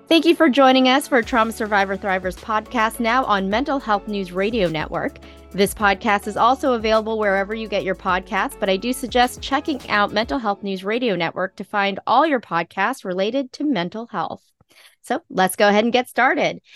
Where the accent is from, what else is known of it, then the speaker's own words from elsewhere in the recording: Philippines; I am Filipino.